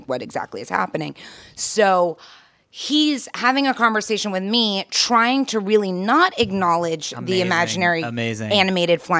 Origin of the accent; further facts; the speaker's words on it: New York, United States; I'm from New York